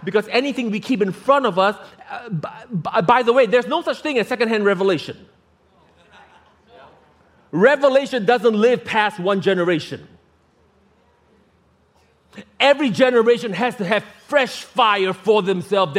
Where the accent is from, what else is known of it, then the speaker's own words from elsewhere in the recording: Singapore; as a kid growing up in Singapore